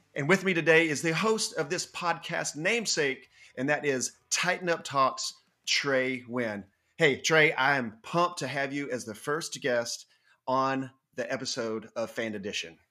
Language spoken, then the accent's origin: English; North Georgia, United States; moved away as an adult; also born or lived in Livingston, Tennessee; now in Chattanooga, United States; I grew up in North Georgia.